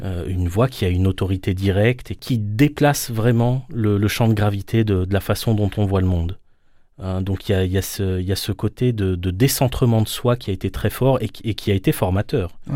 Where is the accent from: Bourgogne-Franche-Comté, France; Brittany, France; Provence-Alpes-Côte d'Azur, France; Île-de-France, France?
Île-de-France, France; Paris suburbs; je suis né en France, j'ai grandi en, banlieue parisienne